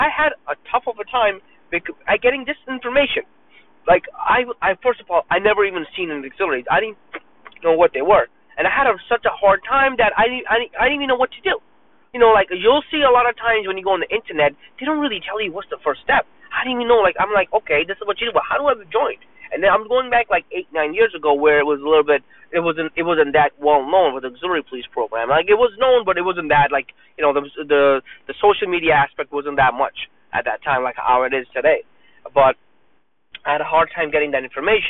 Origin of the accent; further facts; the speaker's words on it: New York City, New York, United States; I was born and raised in Brooklyn, New York